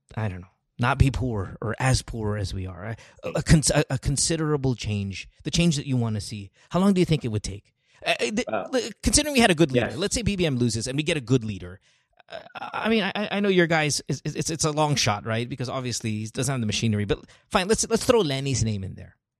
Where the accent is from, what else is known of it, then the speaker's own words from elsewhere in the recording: Central Luzon, Philippines; moved away as an adult; now in United States; I grew up in Bulacan